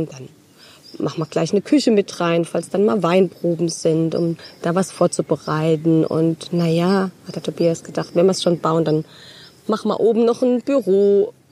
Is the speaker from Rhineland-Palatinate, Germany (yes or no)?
yes; Großkarlbach, Rhineland-Palatinate, Germany; Also ich komme ja aus dem Nachbarort, aus Großkarlbach.